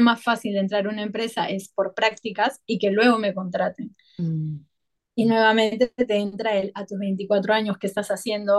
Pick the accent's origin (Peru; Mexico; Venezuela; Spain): Peru; also born or lived in Paris; now in Bali, Indonesia; soy peruana